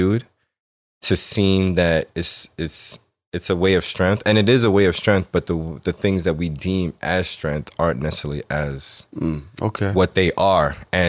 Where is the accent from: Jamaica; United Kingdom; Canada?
Jamaica; I am Jamaican also.